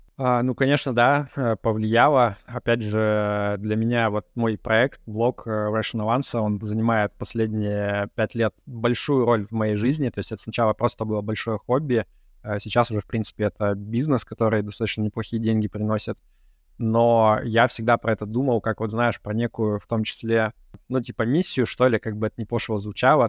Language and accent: Russian; Yekaterinburg, Sverdlovsk Oblast, Russia; moved away as an adult; also born or lived in Moscow, Russia; now in Cyprus; я родился и вырос в Екатеринбурге